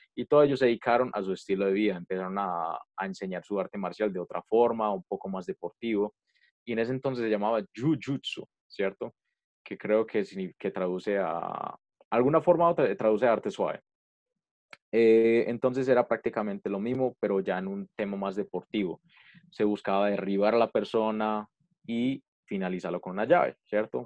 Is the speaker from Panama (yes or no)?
no; Colombia; nosotros como colombianos